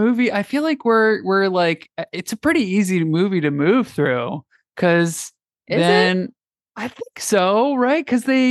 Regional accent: Louisiana, United States; Hey, I'm from Louisiana over here.

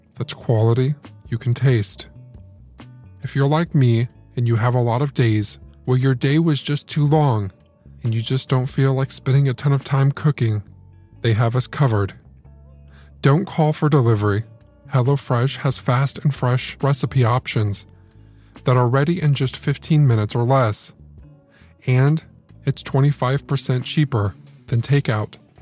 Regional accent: Indiana, United States; I'm a Hoosier. I am from Indiana

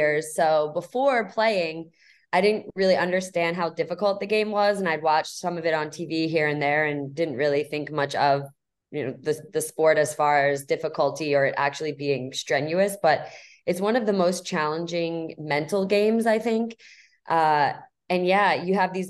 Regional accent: East Coast, United States; moved away as an adult; now in San Diego, United States; I'm originally from the East Coast, moved out to San Diego about 5 years ago now

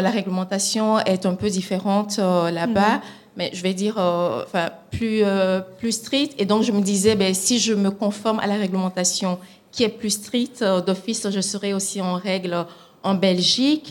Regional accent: Togo; moved away; mon pays d'origine qui est le Togo

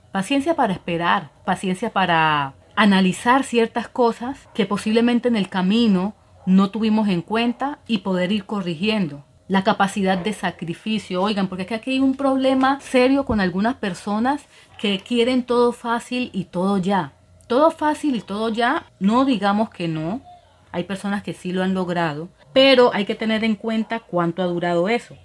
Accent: Colombia; now in Dominican Republic; Yo soy colombiana

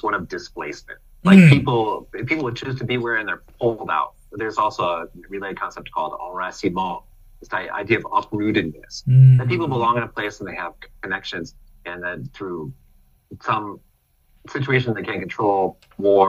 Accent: United States; now in India; I'm from America.

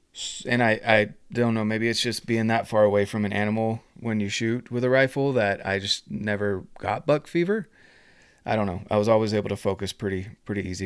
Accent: North Carolina, United States; moved away; I'm from North Carolina originally

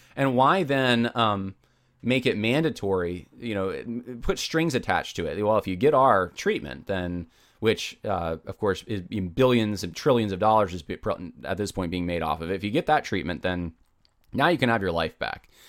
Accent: United States; I'm an American

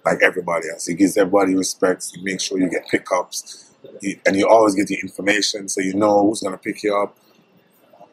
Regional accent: Jamaica; I went to Mexico for vacation in Cabo, and it was a guy. I was like, yo, I'm from Jamaica.

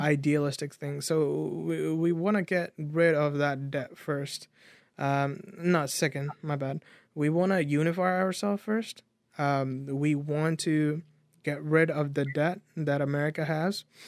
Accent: United States; we are American people

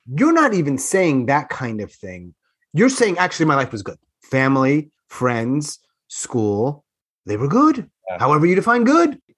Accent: Long Island, New York, United States; moved away; also born or lived in Queens / Manhattan; I grew up on Long Island

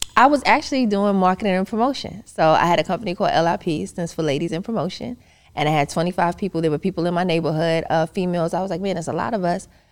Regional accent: New York City, New York, United States; moved away as an adult; I'm originally from Queens, New York

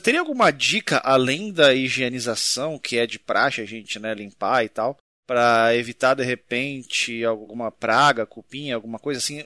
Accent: São Paulo, Brazil; Eu sou paulista e sou do interior

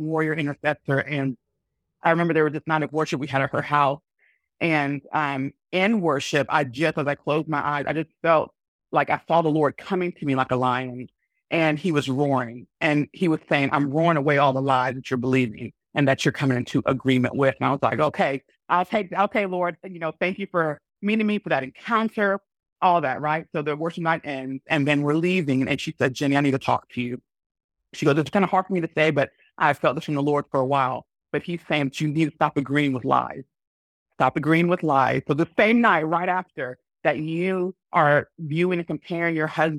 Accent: Alabama, United States; moved away as an adult; also born or lived in Washington, D.C. / Tennessee / Huntsville; now in Iceland; I was born in the States, you know, born and majority of my time raised in Alabama, lived a little bit in the DC area and in Tennessee

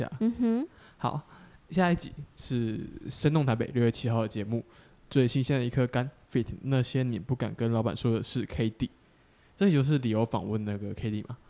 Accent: Tainan, Taiwan; now in Taipei, Taiwan; 不是台北人啊，我台南人啊。

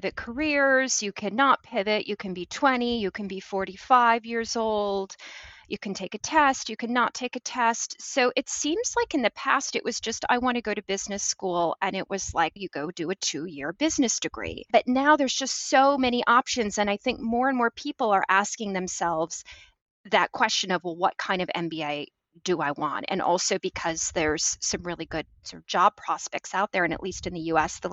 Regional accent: Michigan, United States; I grew up in Michigan, and it was in the 80s and sort of very modest family

